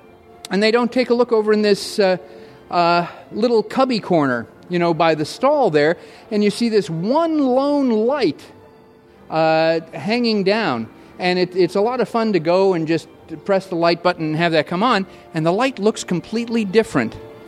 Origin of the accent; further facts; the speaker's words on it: California, United States; moved away as an adult; now in Florida, United States; I grew up out in California.